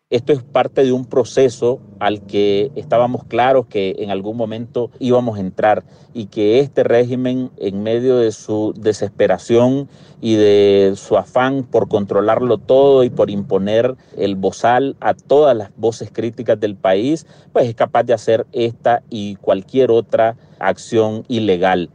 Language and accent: Spanish; Nicaragua; moved away; yo nací en Nicaragua y espero morir en Nicaragua